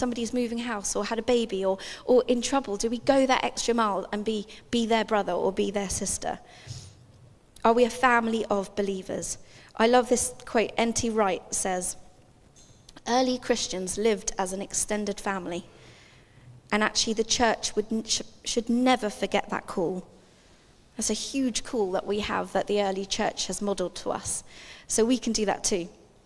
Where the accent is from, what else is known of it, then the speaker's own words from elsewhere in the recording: England, United Kingdom; I was born in England, but my parents are South African